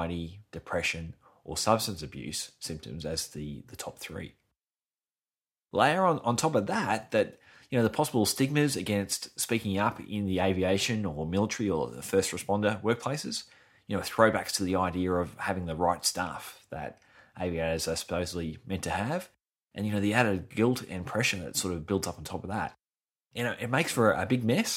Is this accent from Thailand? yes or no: no; Brisbane, Queensland, Australia; my hometown, Brisbane in Australia